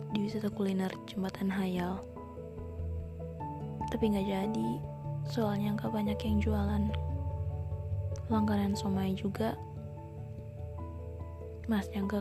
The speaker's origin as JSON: {"language": "Indonesian", "town": "Ampana", "region": "Central Sulawesi", "country": "Indonesia", "tie": "born or raised there", "said": "Sahabat aku Jana Dia datang ke kampung aku di Ampana karena ada acara keluarga."}